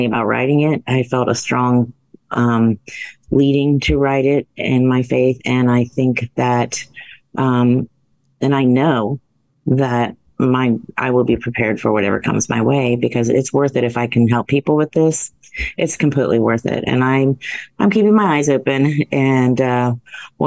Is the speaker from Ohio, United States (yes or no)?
yes; central Ohio, United States; I grew up in the Midwest, central Ohio. We had a family farm